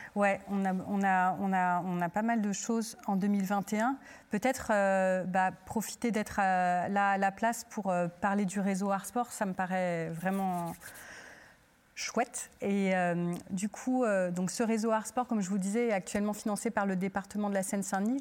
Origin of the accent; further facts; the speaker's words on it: Turkey; now in France; je suis originaire de Turquie